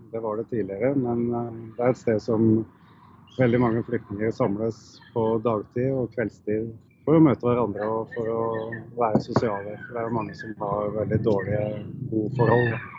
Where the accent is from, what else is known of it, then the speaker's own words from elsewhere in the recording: Norway; det er jo litt trasig å være fra Norge